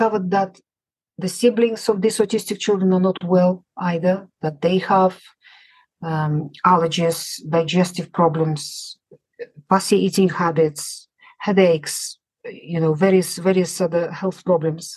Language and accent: English; Russia; moved away as an adult; now in United Kingdom; I grew up in the Soviet Union.